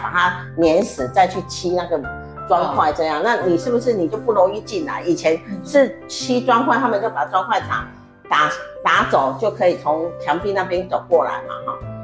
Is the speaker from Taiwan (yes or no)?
yes; Taiwan; moved away; also born or lived in South Africa; 我们台湾人啊，如何在海外跟中争争对岸啊，啊，呃，跟对岸哈竞争啊